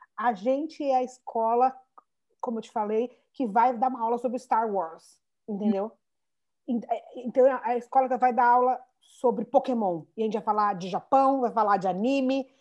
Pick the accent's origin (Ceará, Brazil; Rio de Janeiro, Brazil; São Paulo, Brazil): São Paulo, Brazil; accent: São Paulo; moved away; A gente é de São Paulo, mega sotaque de São Paulo